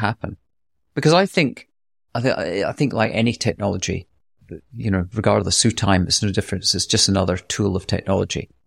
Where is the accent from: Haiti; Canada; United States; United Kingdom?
United Kingdom; Scotland; accent: light Scottish; my light Scottish accent